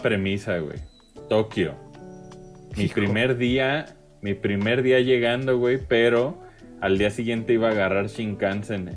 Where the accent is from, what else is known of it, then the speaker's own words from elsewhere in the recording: Mexico; yo como mexicano en la gringa